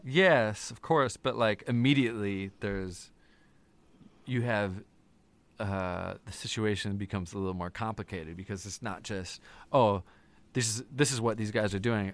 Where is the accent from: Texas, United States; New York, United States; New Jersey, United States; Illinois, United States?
Illinois, United States; Wheaton; also born or lived in Hanover Park / Lake in the Hills; I grew up mostly in Wheaton.